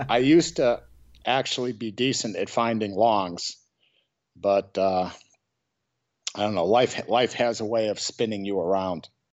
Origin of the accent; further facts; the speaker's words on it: Chicago, Illinois, United States; now in San Francisco, United States; I'm from Chicago, Illinois, originally